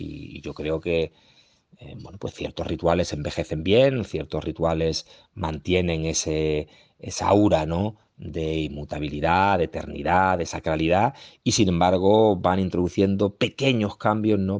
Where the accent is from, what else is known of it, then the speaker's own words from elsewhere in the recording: Seville, Andalusia, Spain; somos todos sevillanos, pero mi barrio tiene algo diferente